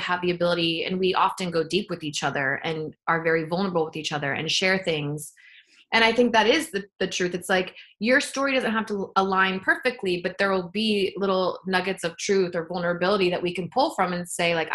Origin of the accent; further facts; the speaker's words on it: near Joshua Tree, California, United States; I grew up near Joshua Tree